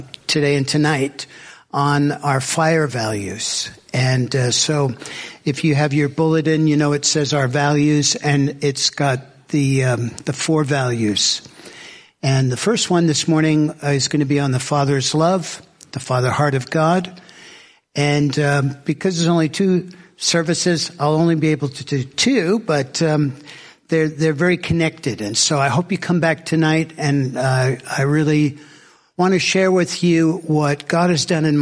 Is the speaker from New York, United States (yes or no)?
no; southern Alabama, United States; I'm from Alabama, and I'm southern Alabama, and I'm 20 minutes from the ocean where I live